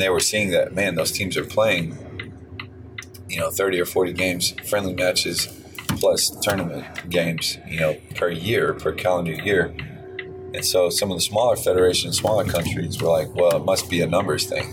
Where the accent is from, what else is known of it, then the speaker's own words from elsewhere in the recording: San Antonio, Texas, United States; I'm from San Antonio, and we're you know we've got a great basketball culture in, in my city